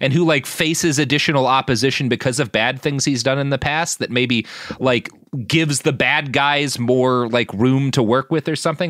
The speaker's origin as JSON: {"language": "English", "region": "Texas", "country": "United States", "tie": "born or raised there"}